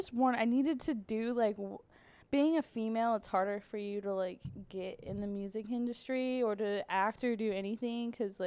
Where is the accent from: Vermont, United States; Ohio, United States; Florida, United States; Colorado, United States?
Florida, United States; Sarasota; also born or lived in Bradenton / Tampa / Daytona; the area I grew up in Sarasota, Bradenton. I lived in Tampa. I've lived in Daytona. I've lived all around Florida.